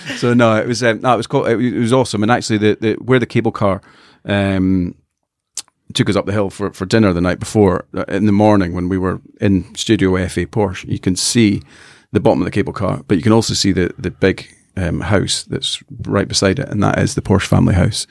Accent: Scotland, United Kingdom; I'm a Scotsman

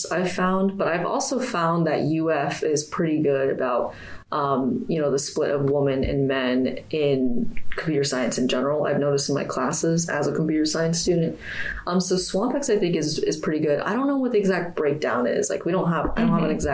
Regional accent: Sacramento, California, United States; also born or lived in Temple, Texas / Tampa, Florida; now in Gainesville, United States; I was born in Temple, Texas, and I was raised in Sacramento, California. And presently, I'm from Tampa, Florida, but I'm living in Gainesville

